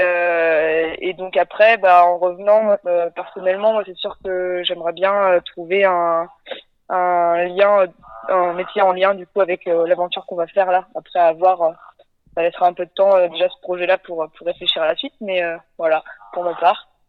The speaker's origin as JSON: {"language": "French", "town": "Nantes", "region": "Pays de la Loire", "country": "France", "said": "j'ai 28 ans, du coup je suis originaire de Nantes"}